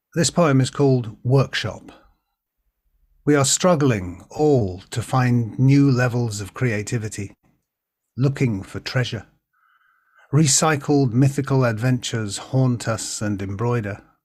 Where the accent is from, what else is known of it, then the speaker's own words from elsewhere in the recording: Birkenhead, North West England, United Kingdom; I was born in Birkenhead